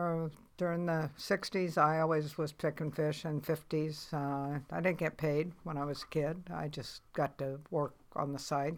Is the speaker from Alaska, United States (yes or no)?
yes; Anchorage, Alaska, United States; also born or lived in Kenai River, Alaska / Kalifornsky, Alaska; I was born in Anchorage in 1944